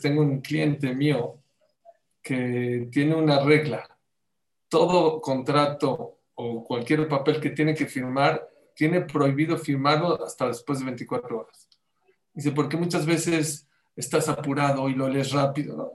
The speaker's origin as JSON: {"language": "Spanish", "country": "Mexico", "said": "aquí somos mexicanos"}